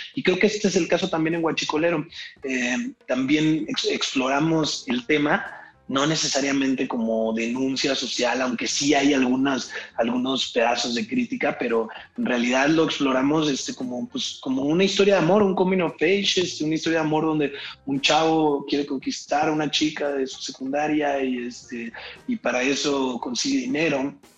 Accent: Irapuato, Guanajuato, Mexico; moved away; also born or lived in Mexico City; yo crecí en Irapuato, yo no, no había ni venido a México

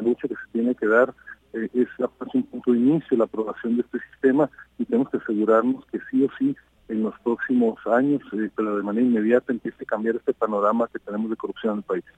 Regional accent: Mexico; los empresarios de Coparmex, eh, antes que nada, somos mexicanos

